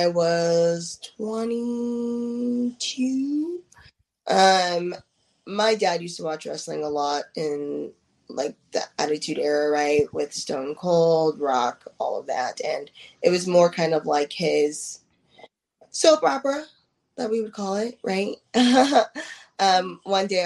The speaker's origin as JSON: {"language": "English", "town": "Denver", "region": "Colorado", "country": "United States", "moved": "yes", "said": "I am from Denver, Colorado, initially."}